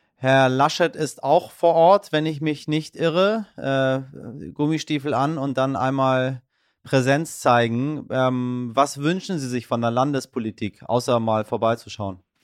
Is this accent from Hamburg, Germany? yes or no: yes; Hamburg, Germany; als Hamburger sind wir ja, äh, sind wir äh, äh, Hochwasser erprobt